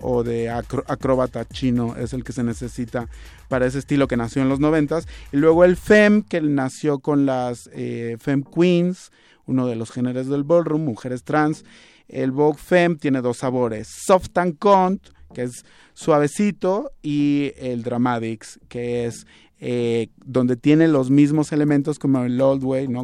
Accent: Mexico; queremos bailar como mexicanos del siglo XXI

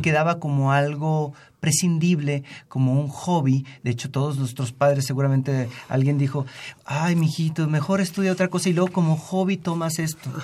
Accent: Mexico; nosotros como ciudadanos mexicanos

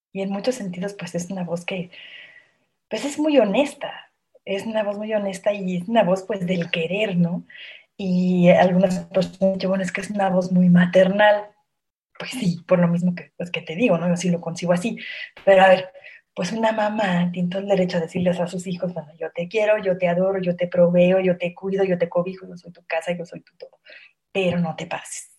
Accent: Mexico City, Mexico; yo soy aquí de la Ciudad de México

